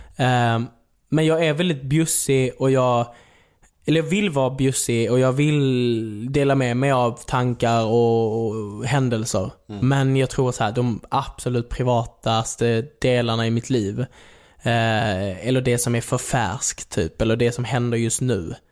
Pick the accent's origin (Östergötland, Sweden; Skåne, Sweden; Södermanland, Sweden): Skåne, Sweden; accent: Scanian; moved away as an adult; also born or lived in Klågerup / Malmö; now in Stockholm, Sweden; jag är uppväxt i Skåne, eh, levde, levde ju där i 18 år